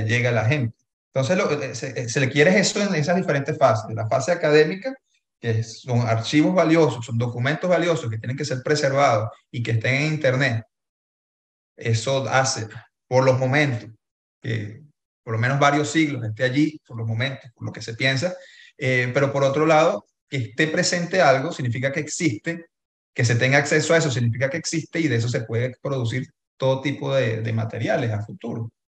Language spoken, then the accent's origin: Spanish; Venezuela; existimos como venezolanos